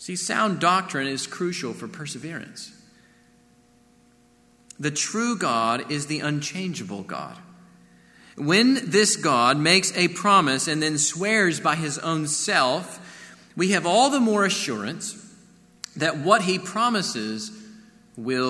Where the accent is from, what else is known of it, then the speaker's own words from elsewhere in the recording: Corpus Christi, Texas, United States; Growing up in Corpus Christi, you know, we'd sometimes watch these giant ships enter the channel